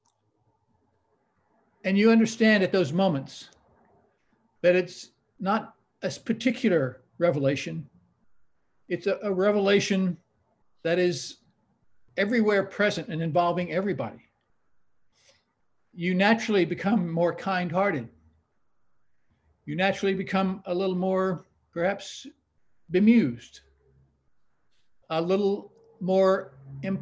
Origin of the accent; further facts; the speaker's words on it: South Texas, United States; when I was growing up in South Texas, which is kind of, you know, Baptist country at the time